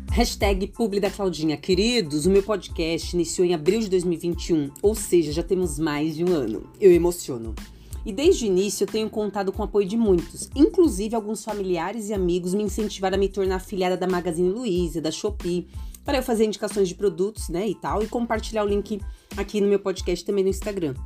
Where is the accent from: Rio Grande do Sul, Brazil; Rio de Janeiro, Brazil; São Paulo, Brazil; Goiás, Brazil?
São Paulo, Brazil; eu sou de São Paulo capital